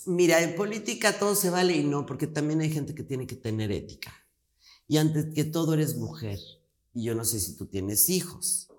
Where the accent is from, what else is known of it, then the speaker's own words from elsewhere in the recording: Mexico; En mi país